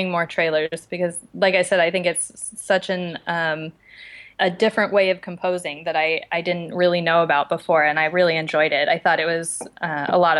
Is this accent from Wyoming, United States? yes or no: yes; Casper, Wyoming, United States; moved away as an adult; also born or lived in Bozeman, Montana; now in Los Angeles, United States; I grew up in Wyoming, in Casper, Wyoming, which is right in the middle, and lived there until I went to college.